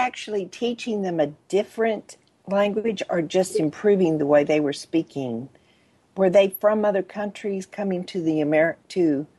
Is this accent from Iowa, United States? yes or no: no; Texas, United States; I'm a Texan, so I draw things out. I mispronounce things. I just, you know, I'm a country girl